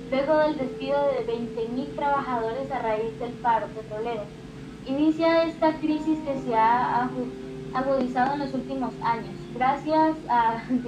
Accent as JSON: {"language": "Spanish", "country": "Colombia"}